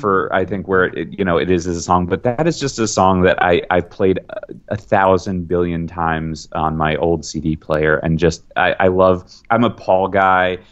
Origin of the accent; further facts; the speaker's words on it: New York City, New York, United States; I'm a New Yorker, grew up a New Yorker